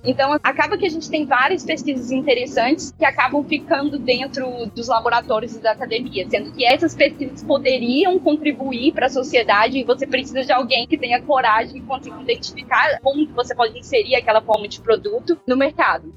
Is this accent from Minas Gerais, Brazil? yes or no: yes; Belo Horizonte, Minas Gerais, Brazil; moved away as an adult; now in London, United Kingdom; Eu sou médica formada pela UFMG, sou de Belo Horizonte, nunca tinha saído do Brasil antes do Ciência Sem Fronteiras